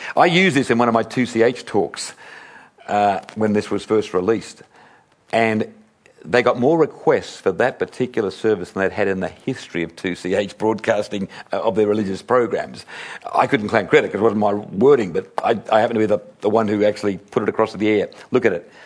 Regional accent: Sydney, New South Wales, Australia; a little boy here growing up in Sydney

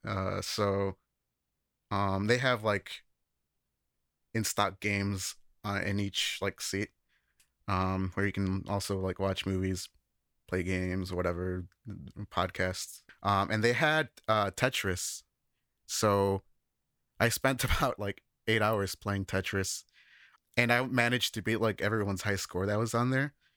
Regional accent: Chicago, Illinois, United States; moved away as an adult; now in Japan; I've worked with studio recording in the Chicago area, where I'm from

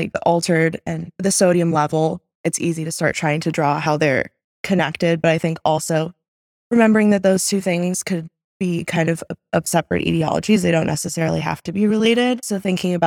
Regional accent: Bloomington, Indiana, United States; moved away as an adult; now in Chicago, United States; I am originally from Bloomington, Indiana, went to Indiana University, and I've loved my time here in Chicago

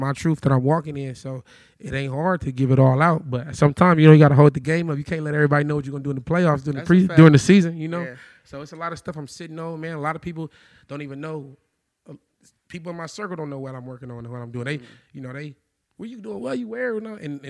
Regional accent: Compton, California, United States; I was born in Compton, though, man. Shout out L.A. LA County. I was born in Compton. I lived in Linwood, Inglewood, Long Beach, Pasadena, Norwalk, Corona, everywhere, man.

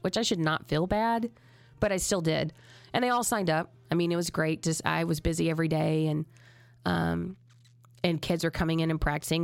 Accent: Texas, United States; I'm from Texas.

